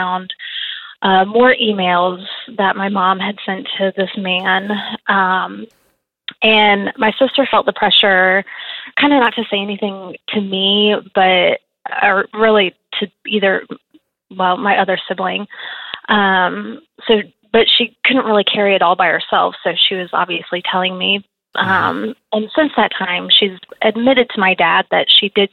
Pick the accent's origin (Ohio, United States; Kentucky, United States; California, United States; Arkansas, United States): Ohio, United States; now in Nashville, United States; I'm originally from Ohio, so I came down here to get away from the snow